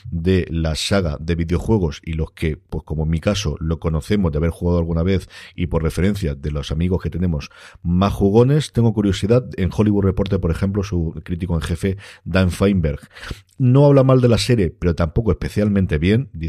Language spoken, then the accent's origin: Spanish; France; una estética totalmente setentera que a mí con eso y siendo francesa me tienes total y absolutamente ganado